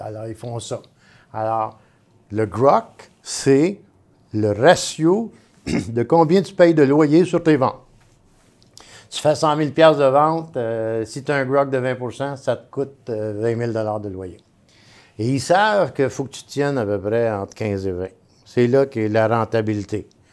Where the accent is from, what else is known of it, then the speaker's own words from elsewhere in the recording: Montreal, Quebec, Canada; moi, je suis un vrai Montréalais